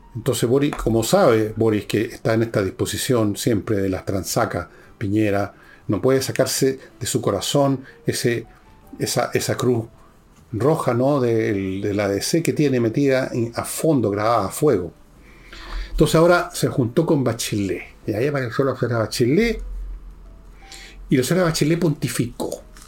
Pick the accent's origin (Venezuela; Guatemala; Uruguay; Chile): Chile; como muchos chilenos